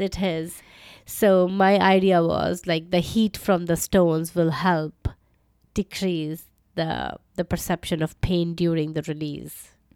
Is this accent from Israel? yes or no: no; around Delhi and Uttar Pradesh, North India, India; moved away as an adult; also born or lived in Calcutta, India / Edinburgh, United Kingdom; I grew up in India, North India, around Delhi